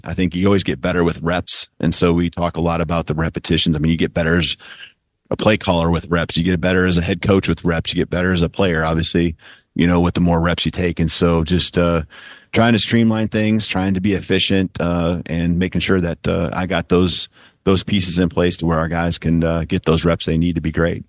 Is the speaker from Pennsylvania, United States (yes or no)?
no; South Dakota, United States; moved away; also born or lived in Seattle; my home state, you know, and, uh, the pride I have for South Dakota